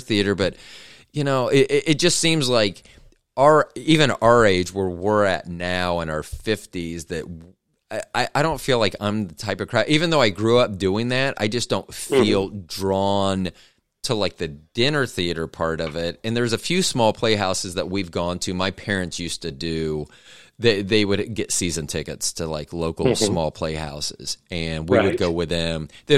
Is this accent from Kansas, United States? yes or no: yes; Kansas City, Kansas, United States; also born or lived in Overland Park, Kansas; when I was growing up in Kansas City